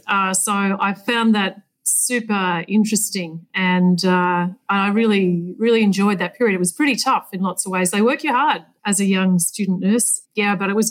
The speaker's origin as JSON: {"language": "English", "town": "Colac", "region": "Victoria", "country": "Australia", "tie": "born or raised there", "said": "Colac's down in the southwest of Victoria. It's pretty windy and pretty cold. And, I grew up on a dairy farm down there"}